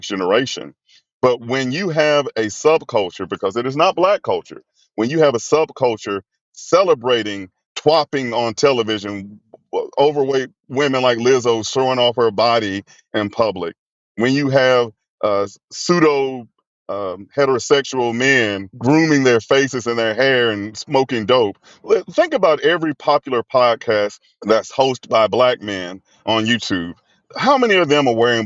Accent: Mobile, Alabama, United States; Growing up in the 80s, I was born in 71 in Mobile in the 1980s into the 90s

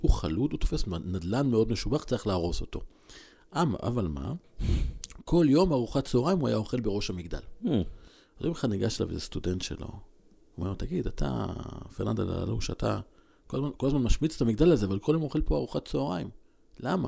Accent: Israel; גדלתי בקיבוץ

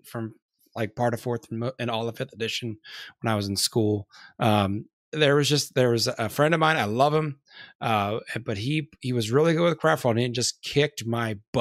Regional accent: Edinboro, Pennsylvania, United States; moved away as an adult; also born or lived in Maryland; now in Alabama, United States; I was originally from Northwestern Pennsylvania, like Edinburgh

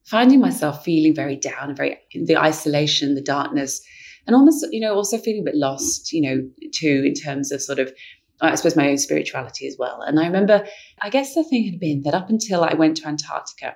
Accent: London, United Kingdom; I grew up in London where the light pollution just obscures everything

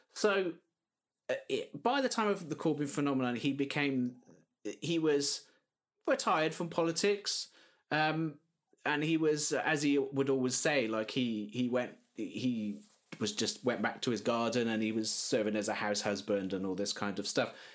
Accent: South Wales, United Kingdom; I'm, I'm originally from South Wales myself.

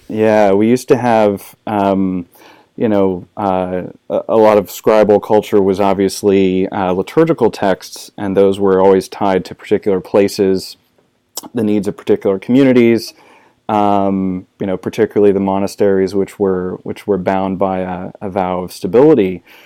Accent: Arkansas, United States; also born or lived in Saint Louis, Missouri / South Carolina; now in Texas, United States; I was born in, uh, Saint Louis, Missouri. Uh, I grew up in Arkansas and, uh, South Carolina

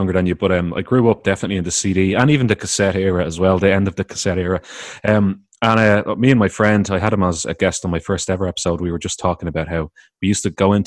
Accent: Ireland; I'm from the Republic of Ireland, which is just called Ireland

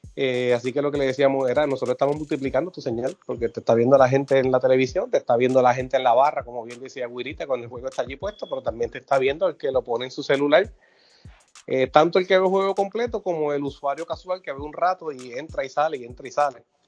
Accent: San Germán, Puerto Rico; a usar a mi pueblo de ejemplo. San Germán transmite todos sus juegos por YouTube

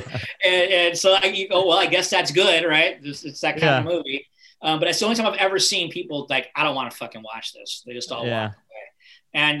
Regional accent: West Coast, United States; I'm from the West Coast

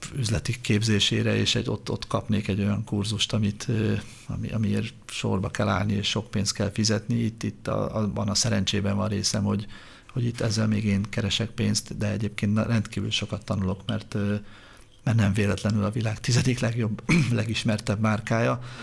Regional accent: Budapest, Hungary; Én úgy nőttem föl Budafokon, hogy az utca volt a játszótér

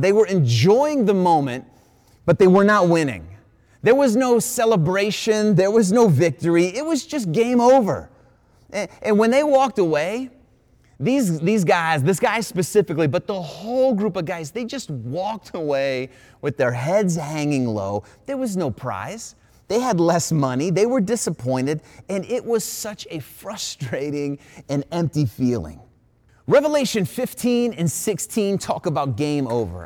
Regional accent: Ohio, United States; I was an Ohio boy all my life. I grew up in Ohio, born in Ohio

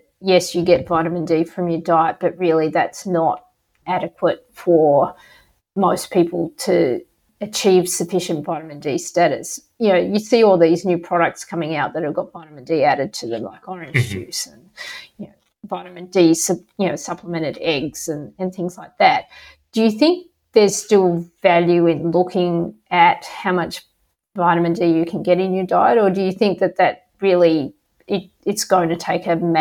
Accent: Australia; I come from Australia

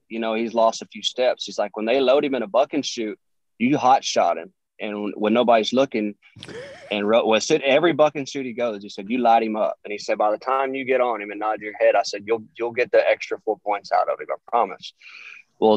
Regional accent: Houston, Texas, United States; it was just my hometown. And so I remember growing up going to the Astrodome

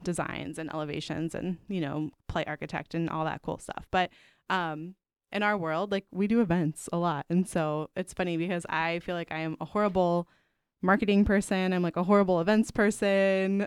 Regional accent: Pittsburgh, Pennsylvania, United States; now in Chicago, United States; my hometown of Pittsburgh, Pennsylvania

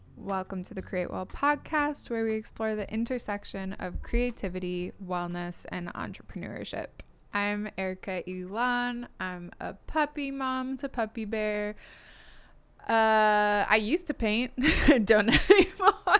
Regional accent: Midwest, United States; now in Long Beach, United States; growing up in the Midwest

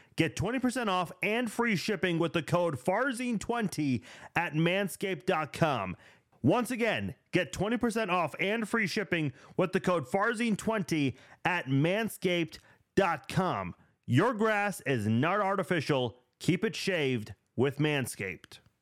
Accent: Iran; now in United States; I'm from Iran

